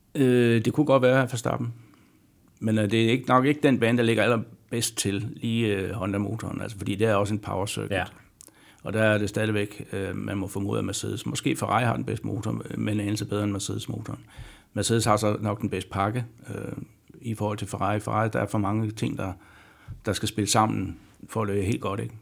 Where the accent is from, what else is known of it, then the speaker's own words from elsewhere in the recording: Denmark; som dansker